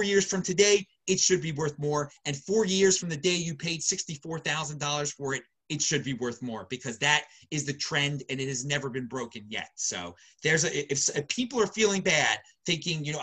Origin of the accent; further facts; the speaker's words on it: Baltimore, Maryland, United States; accent: Baltimore; moved away; That's where I'm from, Baltimore originally. You can hear my lovely Baltimore accent